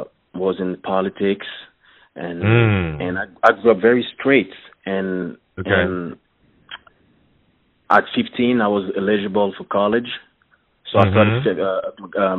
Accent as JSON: {"language": "English", "town": "Montreal", "region": "Quebec", "country": "Canada", "first_language": "French", "second_language": "English", "said": "I'm from Canada, the French part of Canada, Montreal, so my English is not that good, but I think you understand me. I speak French. French is my first language."}